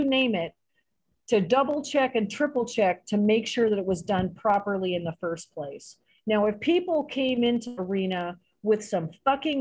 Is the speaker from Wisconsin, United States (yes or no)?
no; San Jose, California, United States; moved away as an adult; also born or lived in India; now in Acapulco, Mexico; I grew up in San Jose, California, around, you know, Mexicans my entire life